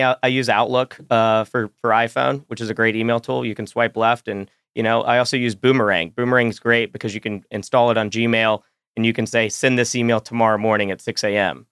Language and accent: English; Roanoke, Virginia, United States; I'm eight years old. I'm from Roanoke, Virginia